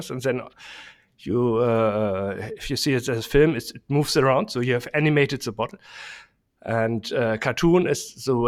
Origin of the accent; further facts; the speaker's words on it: Germany; English is a second language; we say it in German